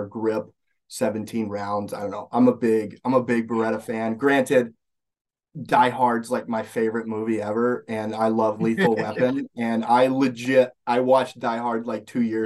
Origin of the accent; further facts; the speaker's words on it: Alabama, United States; moved away as an adult; now in Minnesota, United States; I grew up in Alabama